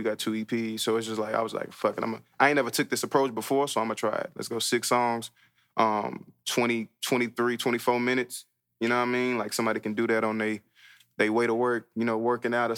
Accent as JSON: {"language": "English", "town": "Fort Worth", "region": "Texas", "country": "United States", "tie": "born or raised there", "said": "Elinor is a street I grew up on in Fort Worth on the north side. That's where I was born"}